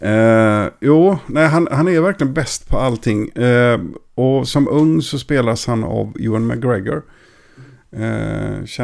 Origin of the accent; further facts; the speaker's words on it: Gothenburg, Västra Götaland, Sweden; i Göteborg. Jo, det, det, är mina hemtrakter.